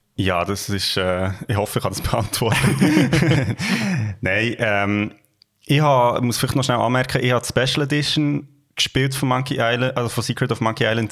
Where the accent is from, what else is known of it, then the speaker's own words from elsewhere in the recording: Gürbetal, Bern, Switzerland; wir kommen ja beide aus dem Gürbental und das ist äh, ja. It's Home